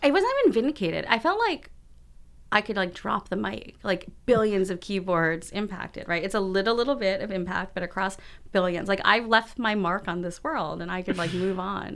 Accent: United States; I'm Chinese American

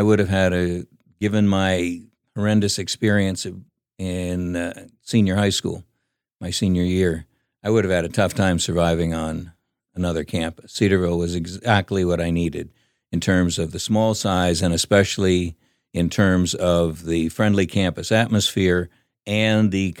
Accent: Philippines; Well, growing up in the Philippines was a lot of fun.

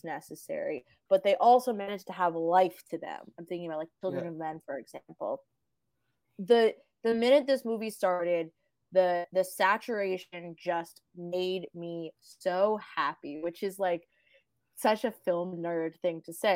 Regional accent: Australia; I'm Australian

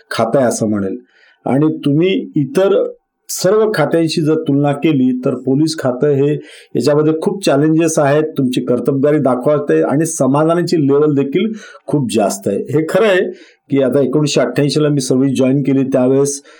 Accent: Hingoli, Maharashtra, India; मी मूळचा राहणार हिंगोलीचा म्हणजे … सेनगाव हिंगोलीपासून एक चोवीस पंचवीस किलोमीटरवर तालुका आता तालुका आहे त्याच एक लहान गाव होतं पण माझा जन्म आणि शिक्षण म्हणजे पहिलीपासून ते पोस्ट ग्रॅज्युएशनपर्यंत शिक्षण हे हिंगोलीलाच झालेलं आहे

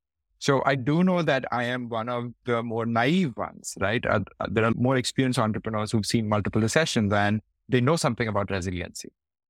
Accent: Faridabad, Haryana, India; people probably actually don't know that I come from this small city called Faridabad. Usually I say I come from Delhi because that's what most people will recognize. But I think having grown up in a small city has a lot to do with my humility.

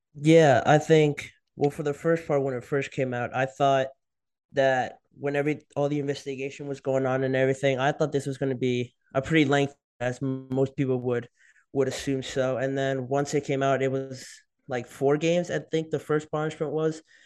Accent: New Jersey, United States; moved away; I'm from New Jersey

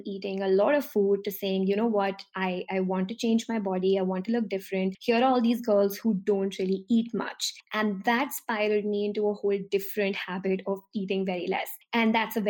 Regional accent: Delhi, India; I'm from Delhi, which is a city in India, and Delhi is a part of North India.

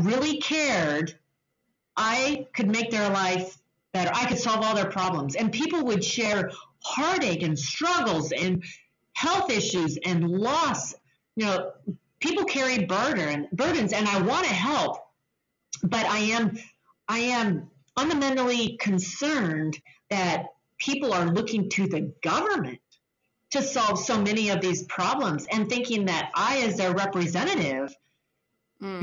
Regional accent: Spokane, Washington, United States; in Spokane, which is my hometown

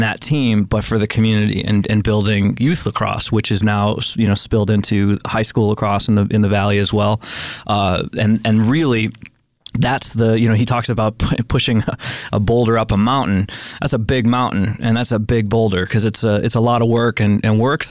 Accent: Western New York, United States; now in Missoula, United States; I grew up in the Northeast as well. I grew up in Western New York.

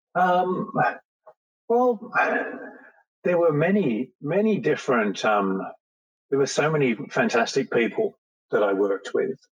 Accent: England, United Kingdom; moved away; I was born in England

